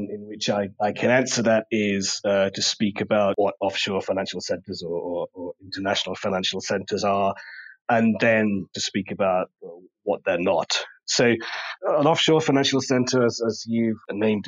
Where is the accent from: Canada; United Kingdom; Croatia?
United Kingdom; England; moved away as an adult; also born or lived in Germany / Cayman Islands; now in Bermuda; I grew up in England, as you can probably tell from the way I speak